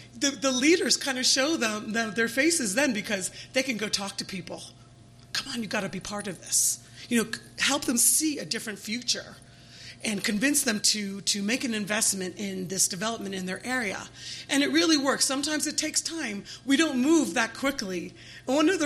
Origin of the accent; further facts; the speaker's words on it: Delaware, United States; We're a registered nonprofit here in the state of Delaware, which is my home state.